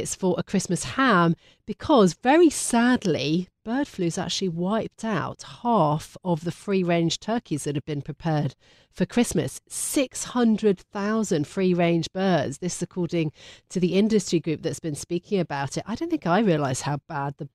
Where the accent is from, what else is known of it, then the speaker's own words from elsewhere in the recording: London, United Kingdom; I'm a Londoner through and through